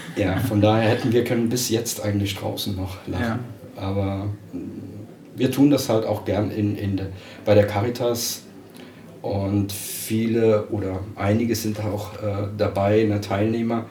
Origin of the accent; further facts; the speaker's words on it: Dickenschied, Rhineland-Palatinate, Germany; ich bin aus dem Hunsrück, aus Dickenschied.